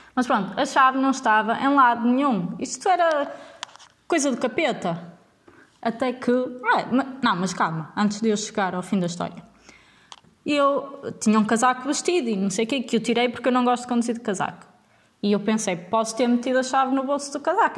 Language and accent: Portuguese; Vila Nova de Gaia, Norte, Portugal; moved away as an adult; now in Leiria, Portugal; nascida e criada em Vila Nova de Gaia